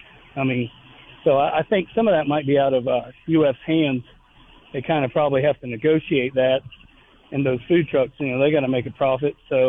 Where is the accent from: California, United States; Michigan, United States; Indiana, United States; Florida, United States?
Florida, United States; growing up in Florida, all you did was watch WGN when you get home from school.